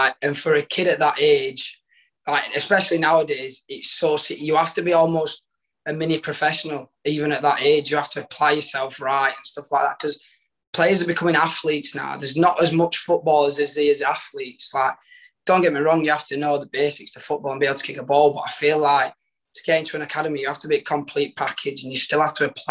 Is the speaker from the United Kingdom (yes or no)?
yes; Rotherham, Yorkshire and the Humber, United Kingdom; So I moved on to Rotherham. Obviously, with being my hometown